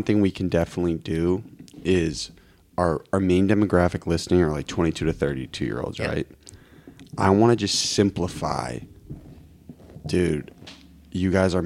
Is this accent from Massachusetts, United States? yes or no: yes; Lincoln, Massachusetts, United States; I'm from Lincoln